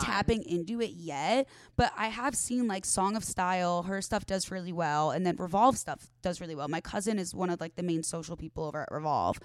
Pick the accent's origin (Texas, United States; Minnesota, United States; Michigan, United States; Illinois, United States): Illinois, United States; Arlington Heights; moved away as an adult; now in Los Angeles, United States; the northwest suburbs of Chicago